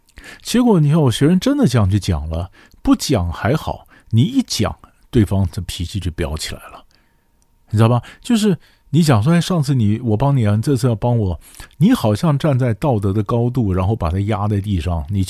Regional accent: China; 我们中国人的字呢，绝对不是呃对称的

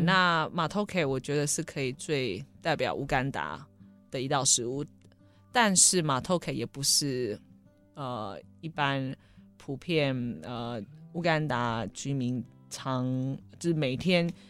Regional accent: Taiwan; 我们台湾人的味道

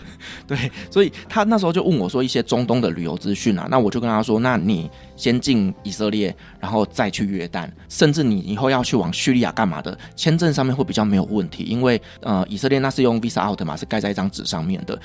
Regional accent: Taiwan; 我们台湾人

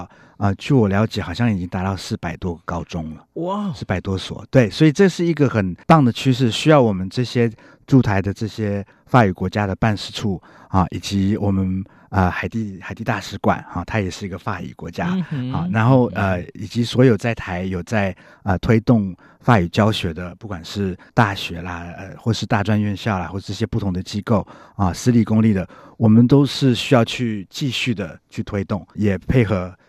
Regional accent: Belgium; 看你是哪个国家的口音，我们比利时就会比较重，Bonjour。

